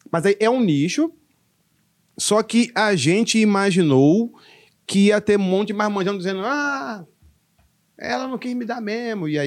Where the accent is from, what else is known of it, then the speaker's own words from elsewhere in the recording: Curitiba, Paraná, Brazil; Meu irmão, eu, eu, eu sou de Curitiba. Nasci em Curitiba.